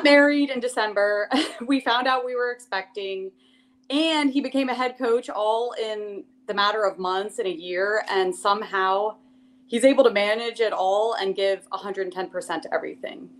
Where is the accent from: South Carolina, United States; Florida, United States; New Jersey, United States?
New Jersey, United States; Princeton; moved away as an adult; also born or lived in Los Angeles, California; Growing up in Princeton, New Jersey, I was a diver